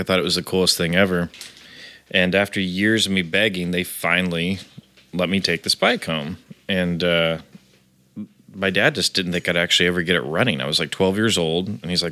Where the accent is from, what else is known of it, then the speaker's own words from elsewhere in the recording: Terre Haute, Indiana, United States; now in Los Angeles, United States; Literally called the armpit of Indiana. Yeah. That's an actual nickname from where we're from.